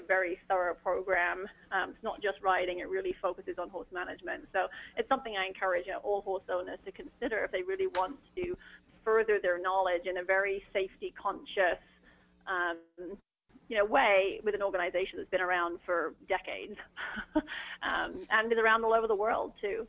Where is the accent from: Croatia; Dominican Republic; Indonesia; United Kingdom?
United Kingdom; England; moved away as an adult; now in United States; I grew up uh, keeping horses in England